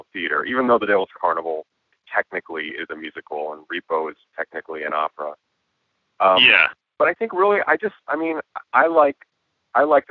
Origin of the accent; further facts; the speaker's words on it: Santa Ana, California, United States; I grew up in Santa Ana, which I know now has become this sort of like weird little artsy town